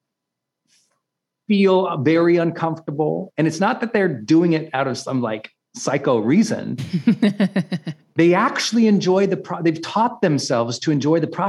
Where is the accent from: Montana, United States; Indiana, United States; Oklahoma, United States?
Montana, United States; I'm from Montana